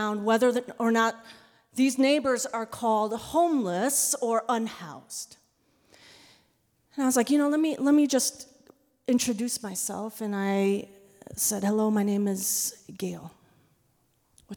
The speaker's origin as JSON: {"language": "English", "country": "United States", "said": "my identity as a second-generation Korean-American woman"}